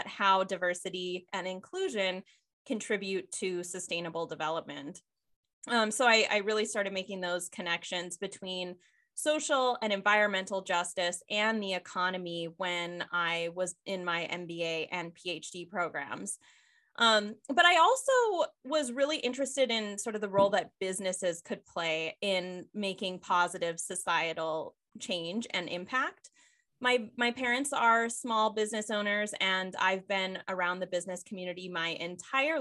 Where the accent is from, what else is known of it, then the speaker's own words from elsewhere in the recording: Michigan's Upper Peninsula, United States; I grew up in Michigan's Upper Peninsula, which is one of the U.S. most pristine regions.